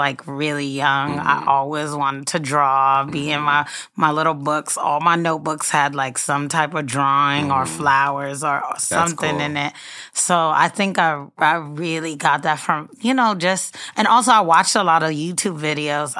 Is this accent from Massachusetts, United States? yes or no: no; Mount Vernon, New York, United States; now in Brooklyn, United States; I'm actually from Mount Vernon.